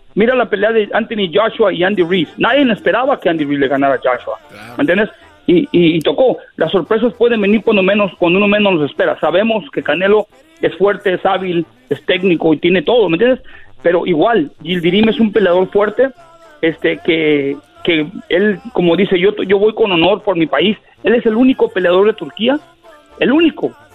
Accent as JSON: {"language": "Spanish", "region": "Michoacán", "country": "Mexico", "tie": "born or raised there", "moved": "yes", "said": "Yo nací en Michoacán, en un pueblito en el cerro"}